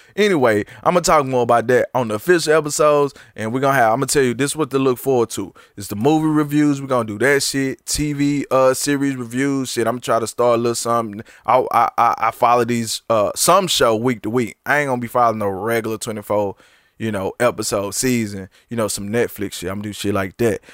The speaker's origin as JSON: {"language": "English", "region": "Texas", "country": "United States", "said": "I'm from Texas"}